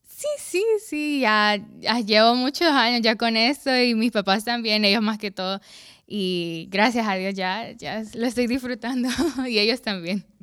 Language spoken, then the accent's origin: Spanish; La Lima, Cortés, Honduras; also born or lived in San Pedro Sula; Nací aquí en San Pedro Sula, pero me crié en La Lima, porque mi colegio está allá en La Lima y pues allá pasé casi toda mi vida